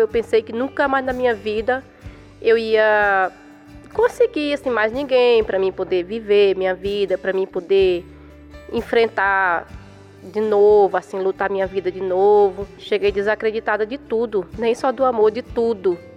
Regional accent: São Paulo, Brazil; sou da Zona Leste de São Paulo

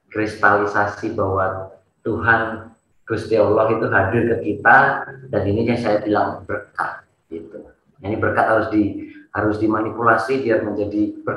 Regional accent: Surakarta, Central Java, Indonesia; besar di di Eh, salah satu kampung di Solo dan saya kebetulan tidak mencintai sekolah

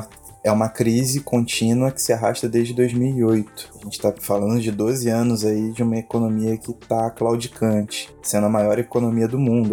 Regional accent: Brazil; nós somos brasileiros

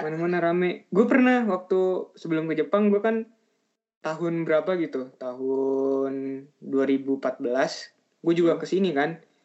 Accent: Indonesia; Dari Indonesia

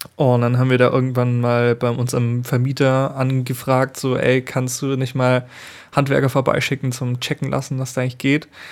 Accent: Allgäu, Germany; in Arnach, also das ist bei uns im Allgäu unten

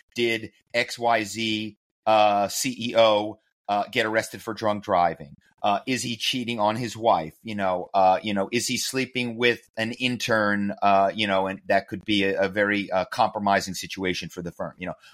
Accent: Philadelphia, Pennsylvania, United States; moved away as an adult; also born or lived in New York; now in Los Angeles, United States; I grew up in Philly

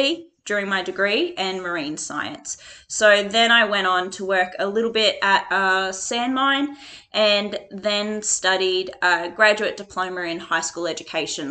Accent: Toowoomba, Queensland, Australia; I grew up in Toowoomba and then moved to the coast when I was about 11 years old

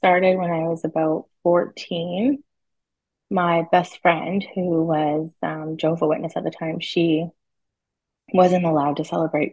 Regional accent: British Columbia, Canada; I'm from Canada, BC

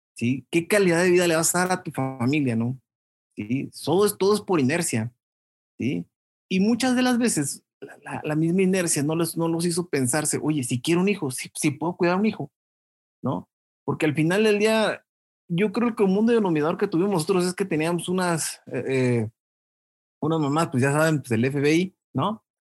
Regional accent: Chilchota, Michoacán, Mexico; lugar donde, donde yo crecí, en Chilchota

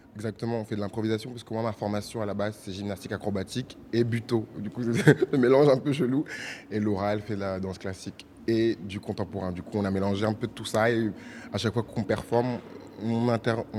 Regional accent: France; moved away as an adult; now in Brazil; je suis français, d'origine ivoirienne et béninoise et congolaise. Et du coup, je suis venu au Brésil pour faire mes études

